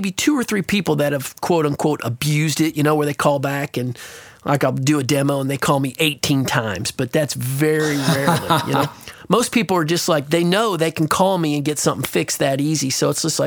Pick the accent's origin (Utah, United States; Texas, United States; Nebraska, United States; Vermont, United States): Nebraska, United States; moved away; I'm from Nebraska originally